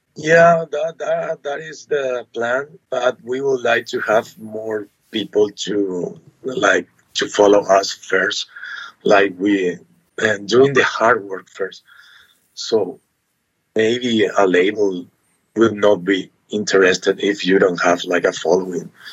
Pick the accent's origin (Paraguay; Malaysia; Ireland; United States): Paraguay; Asunción; we are from Asuncion, Paraguay.